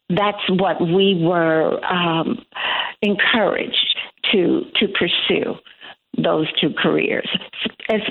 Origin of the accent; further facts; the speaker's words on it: Chicago, Illinois, United States; I live in the southern suburbs and born and bred in Chicago. Chicago's home